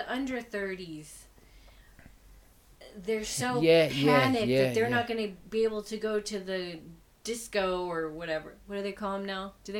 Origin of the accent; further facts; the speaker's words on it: Texas, United States; moved away as an adult; now in Ireland; Texas has been open. My home state in my country.